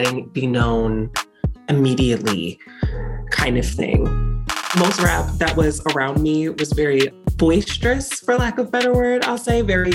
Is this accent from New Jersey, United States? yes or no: yes; Neptune Township, New Jersey, United States; I am from Neptune Township, New Jersey